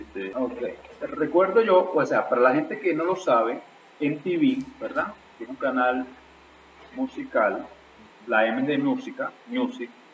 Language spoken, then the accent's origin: Spanish; Irapa, Sucre, Venezuela; yo me crié allá en Irapa, Estado Sucre